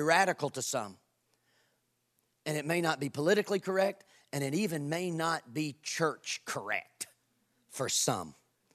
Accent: Kentucky, United States; I'm from Kentucky

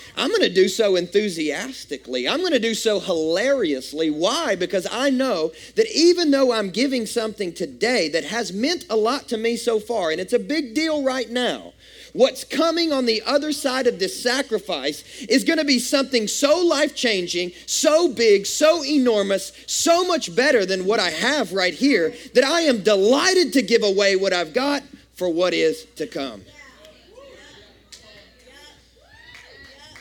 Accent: West Kentucky, United States; I grew up in Kentucky, West Kentucky to be exact

